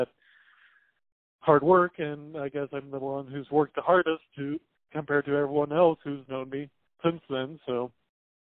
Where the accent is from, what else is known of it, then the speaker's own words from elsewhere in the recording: Paonia, Colorado, United States; moved away as an adult; now in Buffalo, United States; I'm originally from Peonia, Colorado